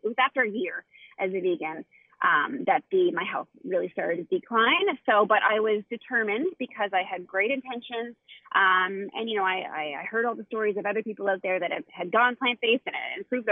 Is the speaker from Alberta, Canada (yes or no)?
no; Halifax, Nova Scotia, Canada; So we are from Nova Scotia, Canada